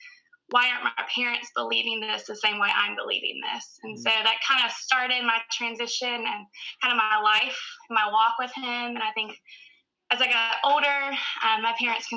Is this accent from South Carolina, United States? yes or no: yes; Newberry, South Carolina, United States; From a little town called Newberry, South Carolina, which is about 30 minutes north of Columbia